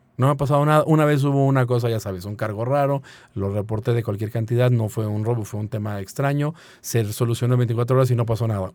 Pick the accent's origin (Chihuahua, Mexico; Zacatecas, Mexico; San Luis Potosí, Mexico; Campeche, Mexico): San Luis Potosí, Mexico